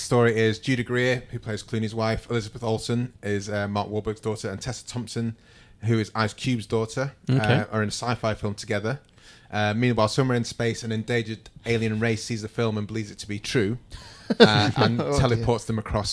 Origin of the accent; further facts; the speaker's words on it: Manchester, North West England, United Kingdom; I'm from Manchester.